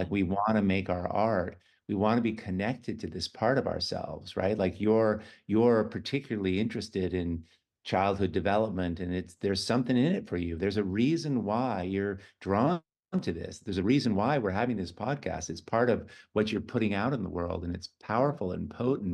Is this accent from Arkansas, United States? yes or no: no; San Francisco, California, United States; I was born in San Francisco